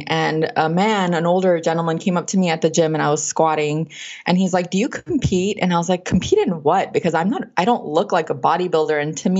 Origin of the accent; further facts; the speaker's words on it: Los Angeles, California, United States; California. I'm from California.